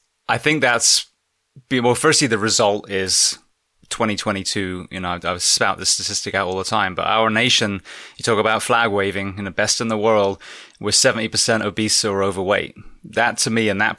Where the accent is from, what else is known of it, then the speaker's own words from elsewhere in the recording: England, United Kingdom; moved away as an adult; now in United States; as an Englishman coming over here